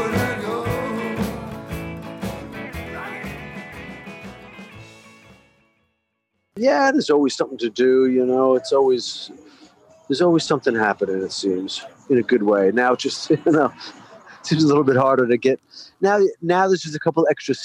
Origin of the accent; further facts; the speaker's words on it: Massapequa, New York, United States; moved away as an adult; also born or lived in England; now in West Hollywood, United States; We're all from Massapequa on Long Island, and we formed in school, just out of school